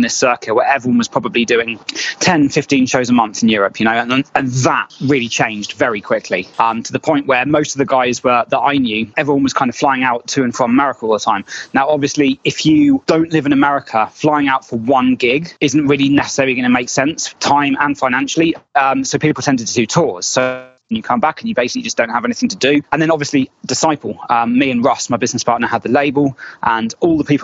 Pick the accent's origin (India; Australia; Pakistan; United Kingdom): United Kingdom; moved away as an adult; now in United States; We're British.